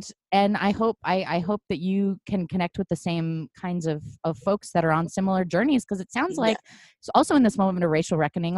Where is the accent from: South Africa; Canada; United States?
United States; Portland; moved away as an adult; now in Los Angeles, United States; I grew up in Portland and I stayed for quite a while.